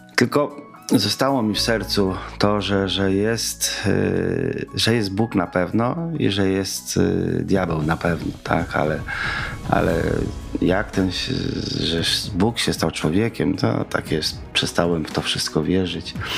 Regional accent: Kazimierz Dolny, Lublin Voivodeship, Poland; also born or lived in Kraśnik / Puławy; Urodziłem się w Kazimierzu Dolnym podczas zimy stulecia

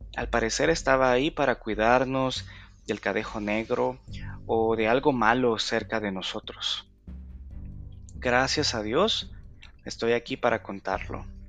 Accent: El Salvador; mi lindo país, El Salvador

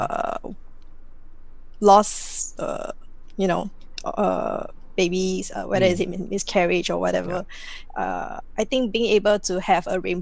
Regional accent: Singapore; I'm 100% Singaporean. born and bred here

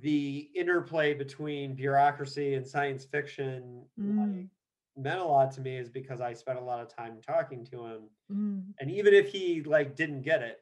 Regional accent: Bloomington, Indiana, United States; moved away; Bloomington is my hometown

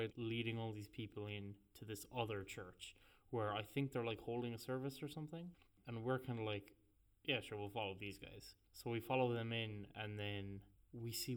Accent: Ireland; we're from Catholic Ireland

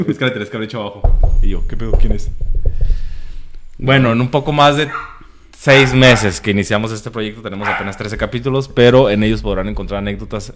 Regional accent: Tijuana, Baja California, Mexico; Somos de Tijuana

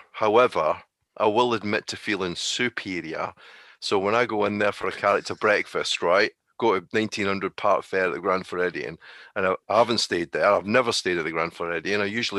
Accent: United Kingdom; the reason why is because we're British, right?

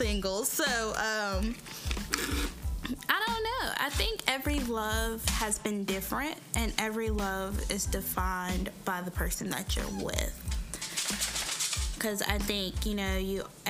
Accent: High Point, North Carolina, United States; I'm originally from High Point, North Carolina.

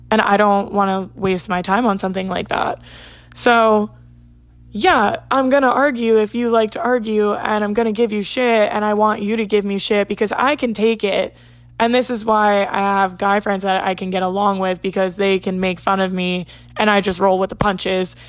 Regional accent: New Jersey, United States; I'm from South Jersey

